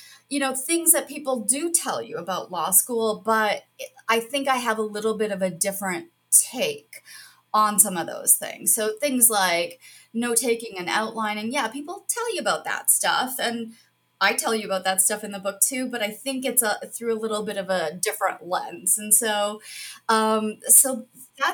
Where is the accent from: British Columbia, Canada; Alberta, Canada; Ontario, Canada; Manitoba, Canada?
Ontario, Canada; Toronto; moved away as an adult; also born or lived in Cambridge, England / Kingston, Ontario; now in Buffalo, United States; I'm Canadian, born and raised in Toronto